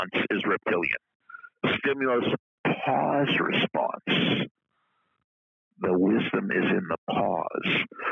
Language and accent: English; New England, United States; we're both from New England